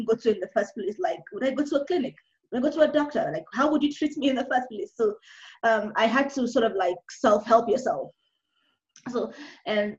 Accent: Nigeria; now in Kenya; now I'm Nigerian. I'm currently in Kenya alone

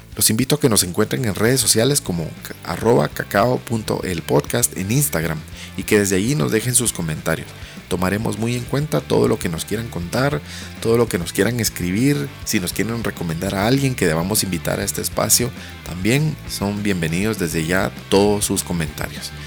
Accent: Guatemala; soy guatemalteco, profesional de marketing

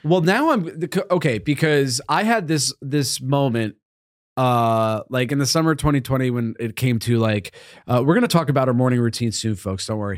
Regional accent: Northeast, United States; I grew up in the Northeast as a fat boy

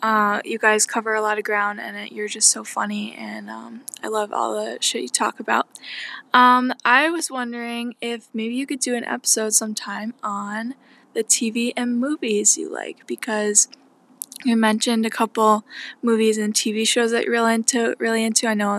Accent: Boston, Massachusetts, United States; I'm from Boston

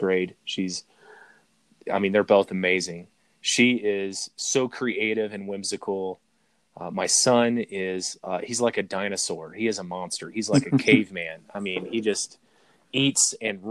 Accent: Arkansas, United States; now in Colorado, United States; that's where I'm from, is from Arkansas. I live in Colorado now

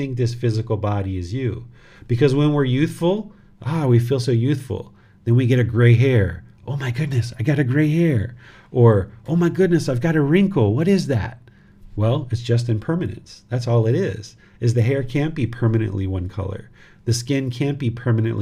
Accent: United States; This physical body was born in America

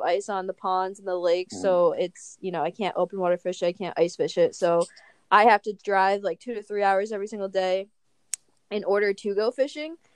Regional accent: Rhode Island, United States; I'm from New England, specifically Rhode Island

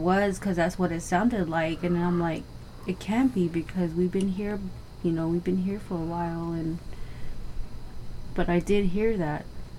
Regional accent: New Mexico, United States; growing up in New Mexico

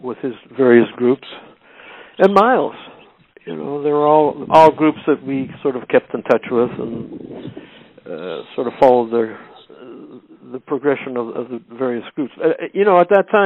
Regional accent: Winnipeg, Manitoba, Canada; moved away as an adult; now in Toronto, Canada; I was raised in Winnipeg. I didn't leave there until I was in my 20 or something like that. I've lived in Toronto since 1967

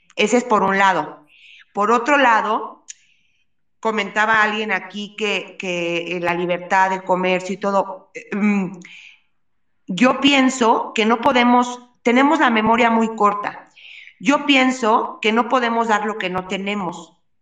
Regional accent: Mexico; como mexicanos

